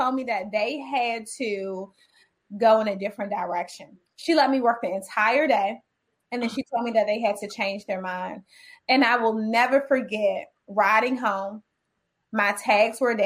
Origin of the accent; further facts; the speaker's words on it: Washington, District of Columbia, United States; I'm raised in DC. I graduated from Dunbar Senior High School. I grew up in the projects of Washington, DC